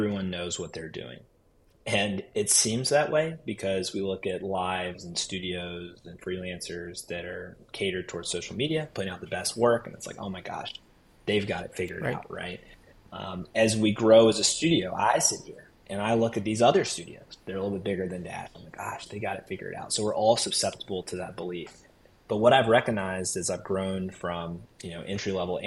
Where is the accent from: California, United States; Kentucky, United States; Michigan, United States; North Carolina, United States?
North Carolina, United States; Raleigh; born and raised in Raleigh